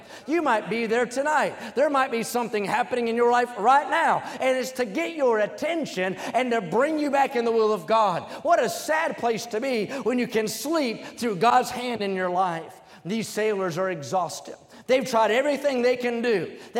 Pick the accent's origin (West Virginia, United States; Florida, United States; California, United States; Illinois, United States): West Virginia, United States; I remember growing up in West Virginia, everybody has a front porch there, and you could see storms coming from a long way.